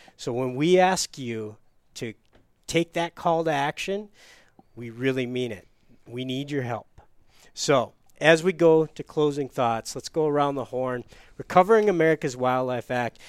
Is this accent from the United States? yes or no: yes; Upper Peninsula, Michigan, United States; so I grew up in Upper Peninsula, Michigan